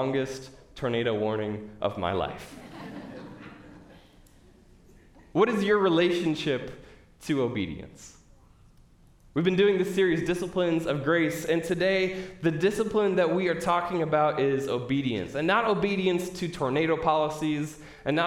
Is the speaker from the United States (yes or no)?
yes; Midwest, United States; I'm from the Midwest, I've been through my share of tornado warnings